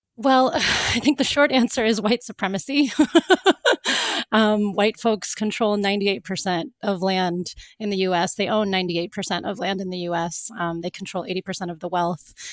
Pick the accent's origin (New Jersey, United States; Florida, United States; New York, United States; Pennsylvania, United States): Florida, United States; moved away; also born or lived in Cape Town; when I grew up, I grew up in Florida